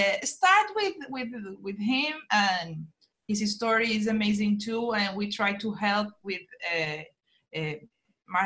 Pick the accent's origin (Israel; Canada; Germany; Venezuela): Venezuela; now in Aruba; And yes, we are from Venezuela.